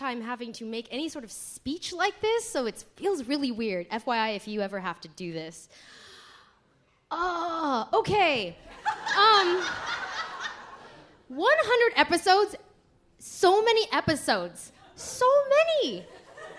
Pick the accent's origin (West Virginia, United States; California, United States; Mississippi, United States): California, United States; Santa Monica; also born or lived in Los Angeles; I am an L.A. native. I was born in downtown L.A. I grew up in Santa Monica